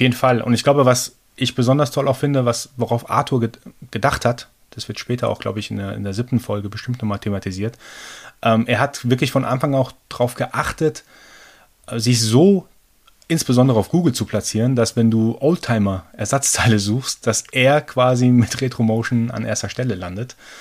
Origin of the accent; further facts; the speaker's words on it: Germany; also born or lived in Iran; gebürtiger Iraner, aber seit meinem zweiten Lebensjahr in Deutschland. Habe hier mein Abi gemacht